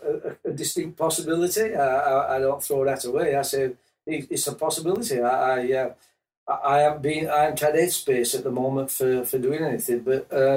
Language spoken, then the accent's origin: English; Yorkshire and the Humber, United Kingdom; moved away as an adult; now in Tauranga, New Zealand; I come from Yorkshire, England.